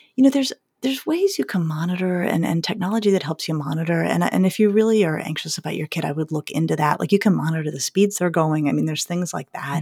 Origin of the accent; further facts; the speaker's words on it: Colorado, United States; I grew up skiing in Colorado